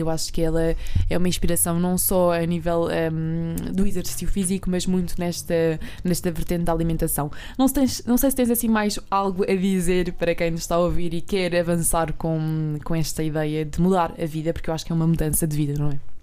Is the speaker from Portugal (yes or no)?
yes; Alentejo, Portugal; eu também sou do, do interior, do Alentejo.